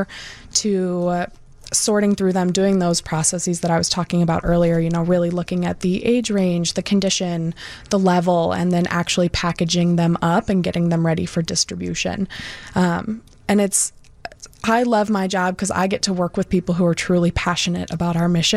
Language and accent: English; Lake County, Illinois, United States; also born or lived in Iowa City, Iowa; I'm from Lake County originally, which is where we're located